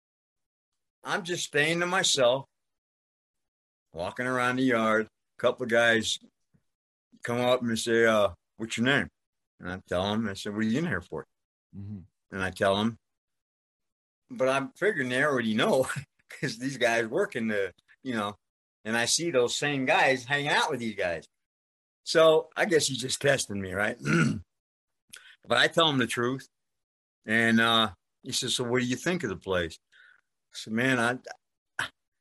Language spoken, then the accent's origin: English; New York, United States; accent: New York; moved away; also born or lived in Las Vegas; I grew up in New York